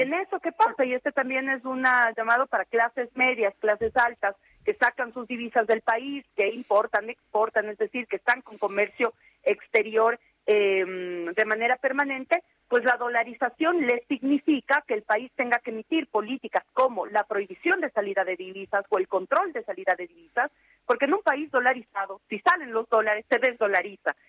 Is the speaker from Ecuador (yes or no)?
yes; Ecuador; mi país